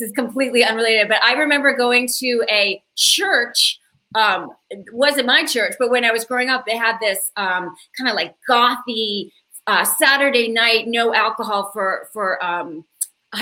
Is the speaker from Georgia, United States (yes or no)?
no; Connecticut, United States; also born or lived in Baltimore, Maryland; now in Chicago, United States; I grew up on the East Coast. My family, we started in Baltimore and then moved up to Connecticut